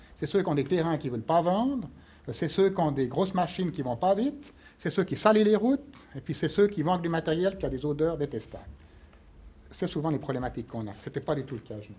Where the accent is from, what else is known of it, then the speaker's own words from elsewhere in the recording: Fribourg, Switzerland; je suis fribourgeois